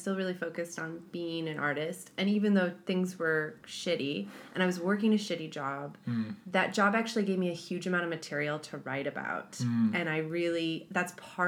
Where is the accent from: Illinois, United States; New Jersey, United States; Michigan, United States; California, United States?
Illinois, United States; moved away as an adult; now in New Zealand; We're both American.